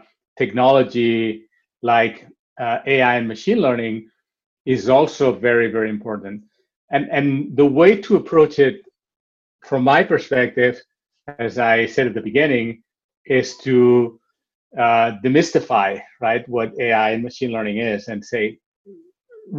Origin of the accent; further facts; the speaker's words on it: Barcelona, Catalonia, Spain; moved away; I am originally from Barcelona, so I'm also very connected to the city